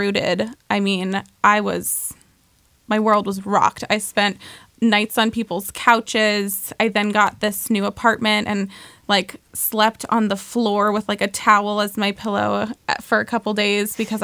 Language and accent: English; Oregon, United States; I grew up in Oregon